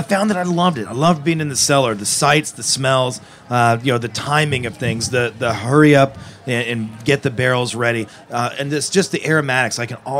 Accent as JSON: {"language": "English", "area": "Napa Valley", "region": "California", "country": "United States", "tie": "born or raised there", "said": "it was amazing growing up in Napa Valley because you're with the vines, you're with agriculture. We have great farm-to-table foods there just as a way of life."}